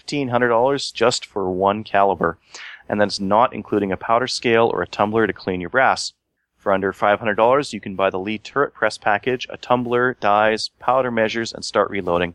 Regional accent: St. Paul, Alberta, Canada; from the St. Paul area

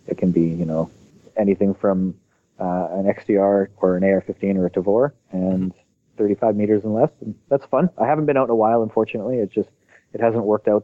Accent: Canada; I'm just a Canadian that likes to shoot guns

